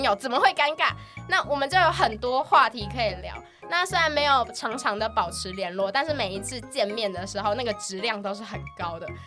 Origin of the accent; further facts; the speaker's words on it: Pingtung County, Taiwan; moved away; 我是屏东人